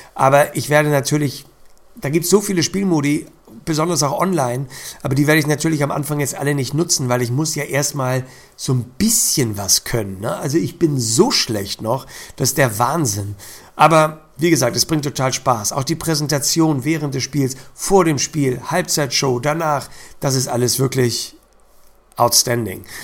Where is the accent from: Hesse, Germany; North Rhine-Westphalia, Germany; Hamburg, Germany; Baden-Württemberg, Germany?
Hamburg, Germany; als Hamburger